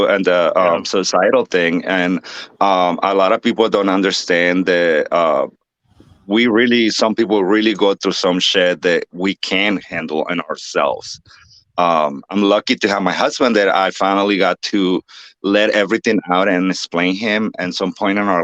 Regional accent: Nuevo Laredo, Tamaulipas, Mexico; moved away as an adult; the name of the city is called Nuevo Laredo, and the state is Tamaulipas

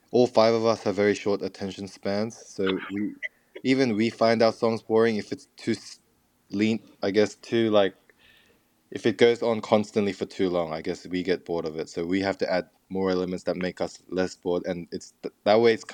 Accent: Australia; it's like less about the fact that we're Korean Australian and more about what it sounds like

